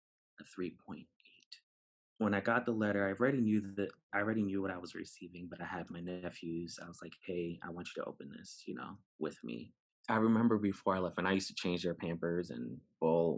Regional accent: New York City, New York, United States; moved away; also born or lived in Bronx, New York City; I was born in the Bronx. I was raised in Brooklyn for some time

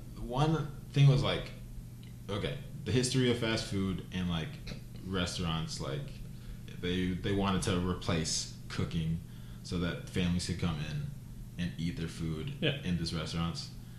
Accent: United States

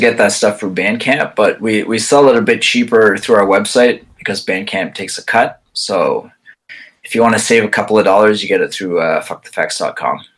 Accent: Quebec, Canada; I'm English, but I actually grew up in the Quebec side

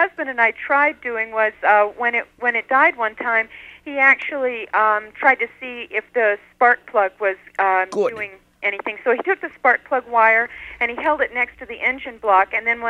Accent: Salt Lake City, Utah, United States; I'm from Salt Lake City, Utah.

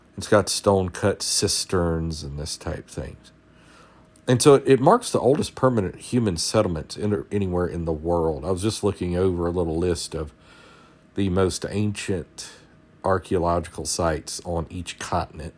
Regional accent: South Georgia, United States; I'm from South Georgia

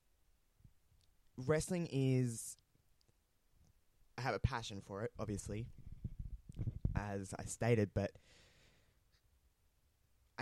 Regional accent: Australia; accent: Australian; also born or lived in regional South Australia; you probably tell by my accent, I am Australian. I live in a somewhat small town in Australia, in regional South Australia

